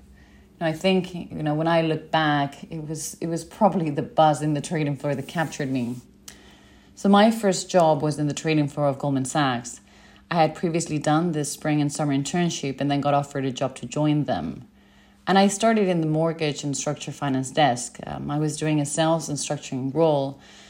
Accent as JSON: {"language": "English", "country": "Spain", "tie": "born or raised there", "also_born_or_lived": "Sydney / San Diego / Singapore", "said": "So I was born and raised in Spain, and I also did my double degree in law and business there."}